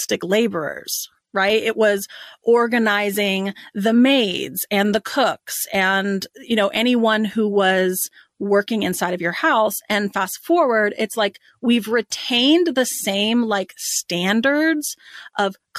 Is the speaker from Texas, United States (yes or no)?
yes; Dallas, Texas, United States; we grew up in Dallas, Texas.